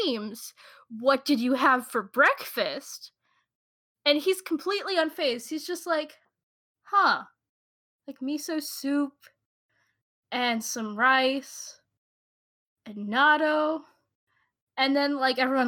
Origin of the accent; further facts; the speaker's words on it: United States; I'm so American.